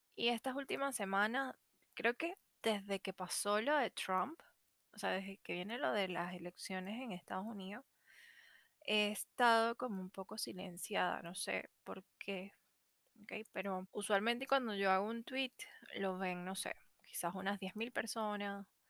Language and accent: Spanish; Venezuela; moved away as an adult; now in Chile; soy venezolana, porque me vine a Chile